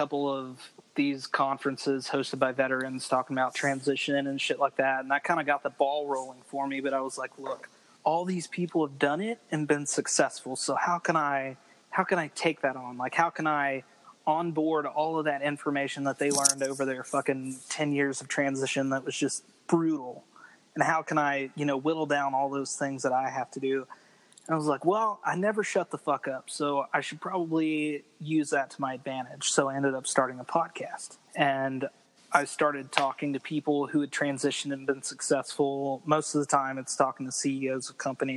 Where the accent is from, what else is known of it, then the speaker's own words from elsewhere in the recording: Roanoke, Virginia, United States; moved away as an adult; also born or lived in Guam / Norfolk, Virginia; now in Texas, United States; I'm from Virginia. I enlisted I'm from Roanoke, Virginia, which is over in the mountains